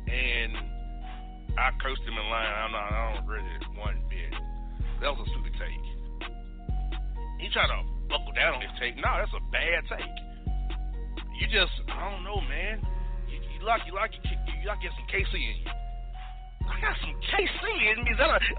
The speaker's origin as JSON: {"language": "English", "town": "Kansas City", "region": "Missouri", "country": "United States", "said": "I'm Kansas City, brother. I'm not trying to be offensive to you. I'm from Kansas City."}